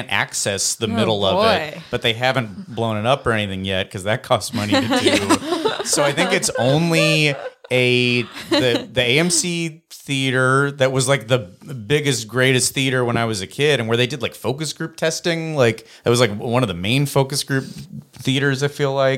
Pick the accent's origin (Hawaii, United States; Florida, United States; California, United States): California, United States; Los Angeles; I grew up in Woodland Hills, California, in the Valley, and the Valley's very mall centric